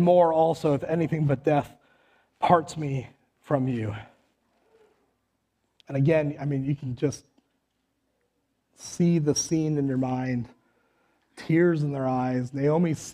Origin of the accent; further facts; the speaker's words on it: Western North Dakota, United States; now in Le Sueur, United States; I'm from Western North Dakota